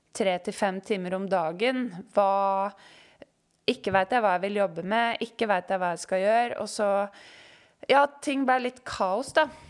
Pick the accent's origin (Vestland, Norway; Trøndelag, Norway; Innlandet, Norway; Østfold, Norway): Innlandet, Norway; Øyer; moved away as an adult; now in Oslo, Norway; Jeg kommer fra Øyer i Gudbrandsdalen